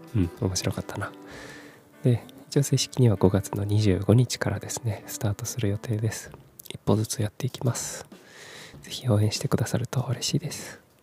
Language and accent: Japanese; Kumamoto, Japan; moved away as an adult; also born or lived in Fukuoka / Tokyo; 18歳から福岡30歳から東京で暮らした後退職を機に地元の熊本に帰ってきた36歳無職の僕